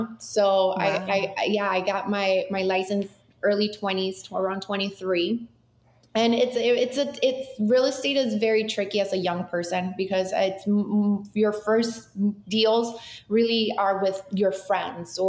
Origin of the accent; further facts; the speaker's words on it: Boca Raton, Florida, United States; also born or lived in Mexico City, Mexico; now in Miami, United States; I'm from Mexico City originally, so I am like, I'm Latina, but I've been in South Florida since I was 9 years old, and I moved straight. We lived in Boca